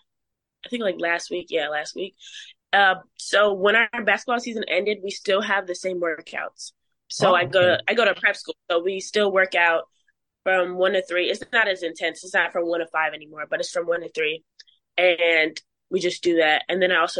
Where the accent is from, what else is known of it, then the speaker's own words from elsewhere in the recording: Plainfield, Illinois, United States; I'm from Plainfield, Joliet area.